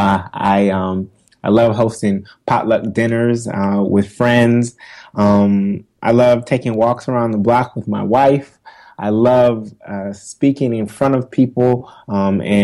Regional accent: Oakland, California, United States; moved away as an adult; also born or lived in Los Angeles, California / Stanford, California; now in New York, United States; originally from Oakland, California

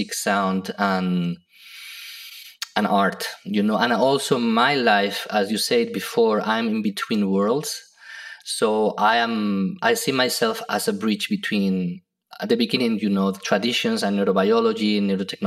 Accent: Spain; now in United States; I come from Spain, which has a lot of culture and heritage from the past.

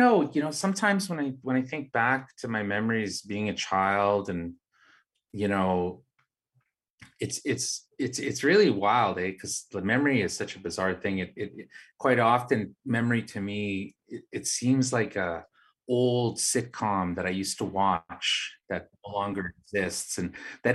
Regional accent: Winnipeg, Manitoba, Canada; also born or lived in Pukatawagan; I grew up here in the West End in Winnipeg and in the North End

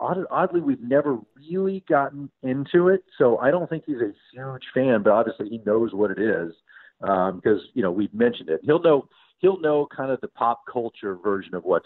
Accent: Dallas, Texas, United States; I grew up in Dallas

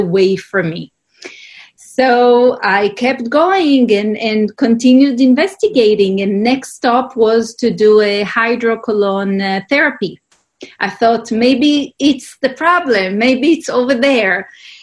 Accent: Israel; I grew up in Israel

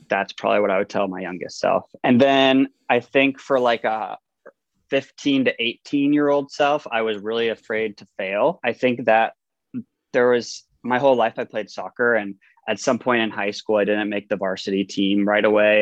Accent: Nashville, Tennessee, United States; now in Los Angeles, United States; I grew up in Nashville, Tennessee

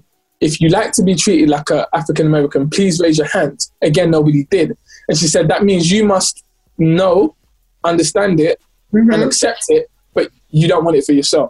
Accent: London, United Kingdom; I'm super grateful to everyone who was supporting, especially because I'm from London as well.

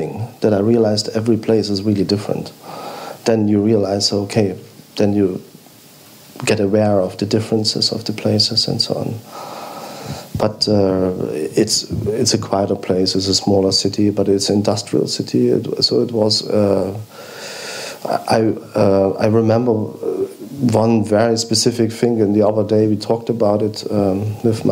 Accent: East Germany, Germany; we grew up in East Germany

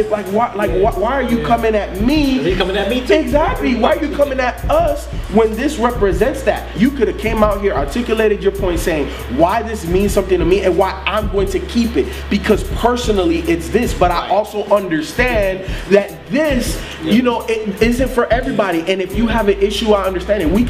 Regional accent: Miami, Florida, United States; also born or lived in Chicago; know, I was born in Chicago. I was raised in Miami.

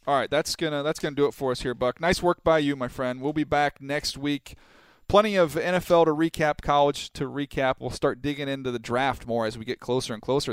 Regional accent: San Diego, California, United States; that's my hometown, man. I can't go against San Diego State.

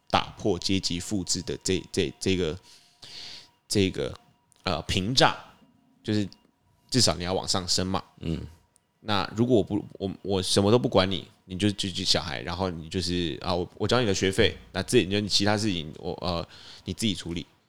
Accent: Tainan, Taiwan; 我们是台南人

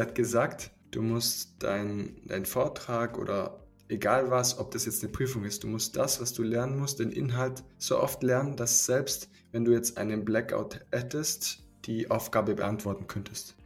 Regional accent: Swabia, Germany; wir kommen aus dem Schwabenland

